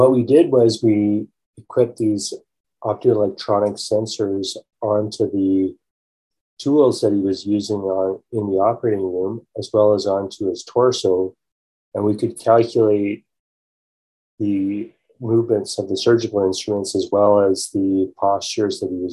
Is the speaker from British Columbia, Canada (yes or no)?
no; Calgary, Alberta, Canada; I grew up in Calgary, Alberta